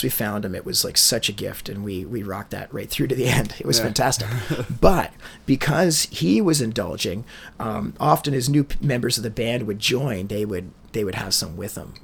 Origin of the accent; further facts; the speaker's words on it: Peterborough, Ontario, Canada; I'm English-Irish from Peterborough.